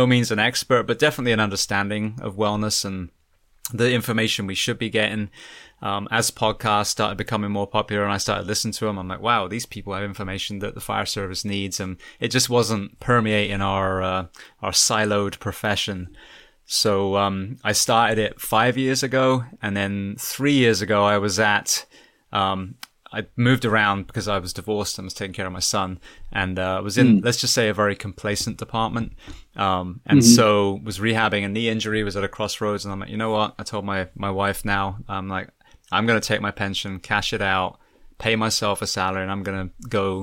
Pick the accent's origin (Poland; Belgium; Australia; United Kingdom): United Kingdom; Bath, South West England; moved away as an adult; now in California, United States; I'm from a place called Bath, which is a beautiful Roman city